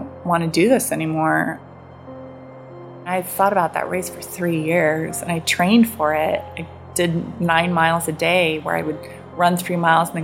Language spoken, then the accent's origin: English; Seattle, Washington, United States; I grew up in Seattle where I was used to rain